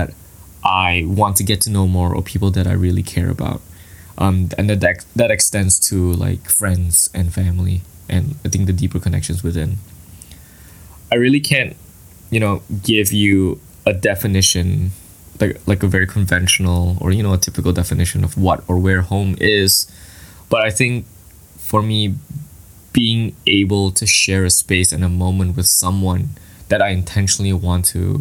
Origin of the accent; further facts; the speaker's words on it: Kota Kemuning, Selangor, Malaysia; moved away as an adult; now in Ottawa, Canada; I was born and raised in Malaysia in a town called Kota Kemuning in the state of Selangor